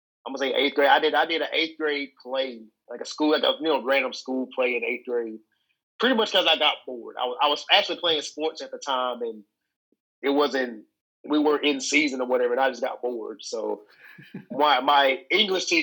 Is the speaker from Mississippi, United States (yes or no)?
yes; Mississippi, United States; I'm actually from Mississippi.